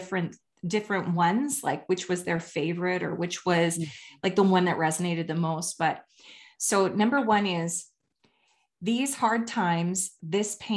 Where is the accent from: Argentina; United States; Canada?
Canada; I'm Canadian